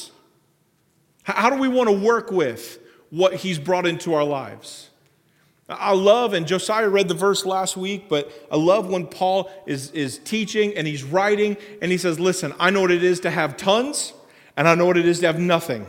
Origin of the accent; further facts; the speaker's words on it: Springfield, United States; I grew up down in Springfield